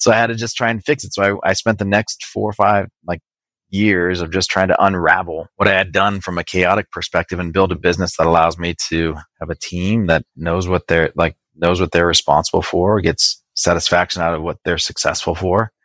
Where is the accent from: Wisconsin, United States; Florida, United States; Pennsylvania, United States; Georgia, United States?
Wisconsin, United States; Racine; now in California, United States; I was born in a, a, small city called Racine, which is right off of Lake Michigan.